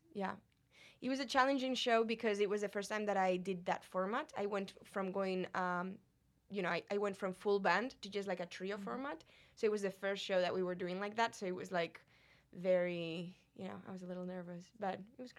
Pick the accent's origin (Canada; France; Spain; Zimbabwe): Spain; moved away as an adult; Spain. You mm-hmm. know, I was 27. I was like, okay, life is not really that long. I've been 27 years in my home country.